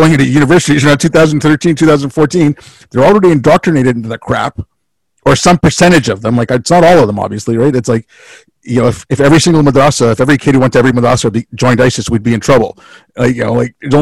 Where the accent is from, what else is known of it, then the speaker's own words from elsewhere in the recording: India; moved away; when I was growing up in India